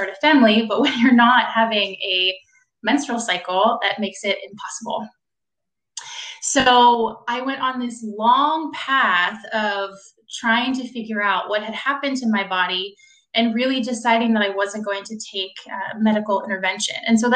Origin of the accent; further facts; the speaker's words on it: Washington, District of Columbia, United States; moved away as an adult; also born or lived in Pittsburgh; I'm from the Washington, D.C. area. I moved back to D.C.